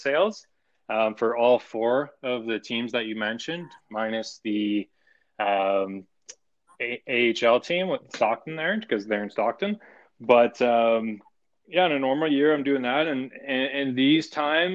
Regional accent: Tilbury, Ontario, Canada; I'm from Tilbury, Ontario.

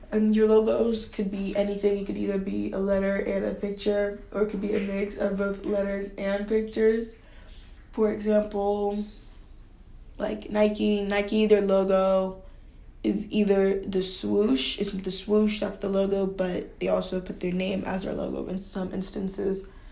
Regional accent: Nigeria; I grew up in Nigeria

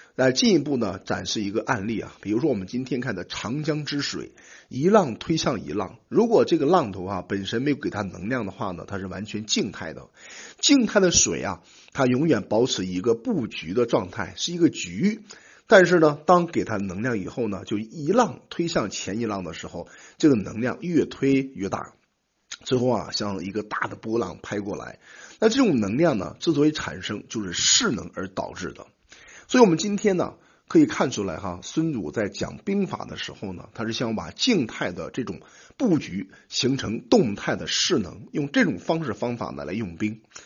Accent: China; 所以我们中国人呢有一个很好的脑筋

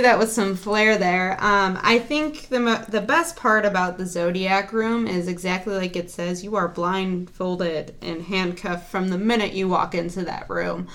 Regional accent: Chicago, Illinois, United States; we are from the Chicagoland area

